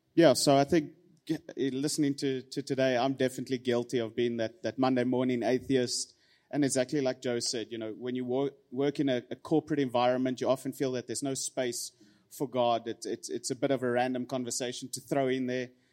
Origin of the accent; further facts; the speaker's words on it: Pretoria, Gauteng, South Africa; born and raised in Pretoria